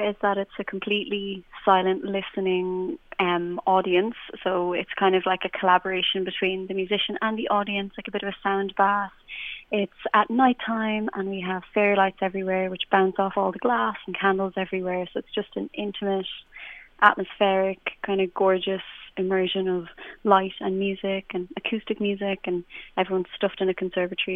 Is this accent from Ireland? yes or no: yes; Clare, Munster, Ireland; moved away as an adult; also born or lived in Terenure, Dublin; now in Dublin, Ireland; I'm from Clare and I'm from the countryside, and everyone kind of played music